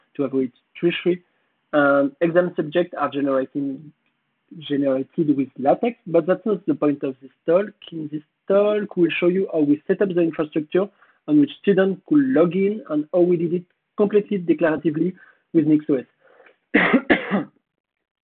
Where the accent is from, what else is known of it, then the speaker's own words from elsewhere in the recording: France; accent: French; English is a second language; my French accent